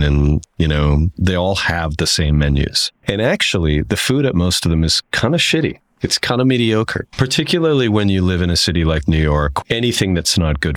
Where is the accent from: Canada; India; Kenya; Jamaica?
Canada; Saskatchewan; moved away; I'm not from Saskatoon. I'm from Saskatchewan.